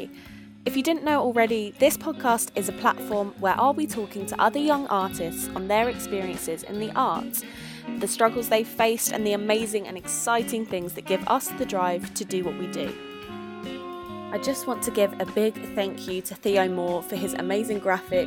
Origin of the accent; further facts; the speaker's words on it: Tunbridge Wells, South East England, United Kingdom; moved away as an adult; also born or lived in Chichester; I am originally from the Tunbridge Wells area in Kent